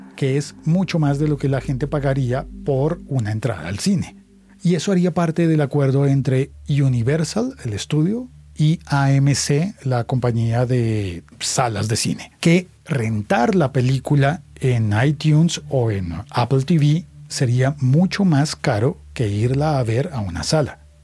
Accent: Colombia; en mi país

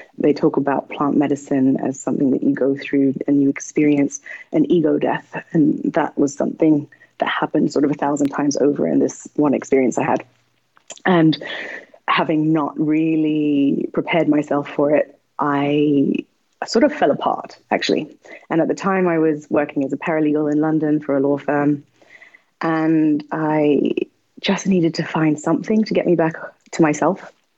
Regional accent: Nepal; I grew up in Nepal. It's a very spiritual country where people are constantly praying.

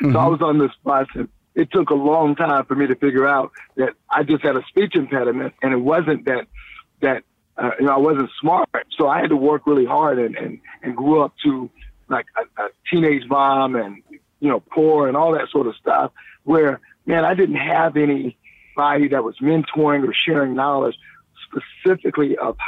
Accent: Columbia, South Carolina, United States; also born or lived in Washington, D.C., United States; now in Los Angeles, United States

